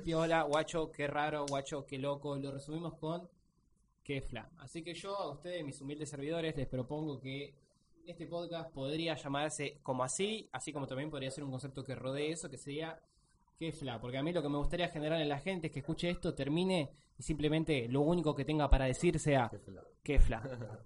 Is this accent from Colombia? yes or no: no; Mar del Plata, Buenos Aires Province, Argentina; Somos de Mar Plata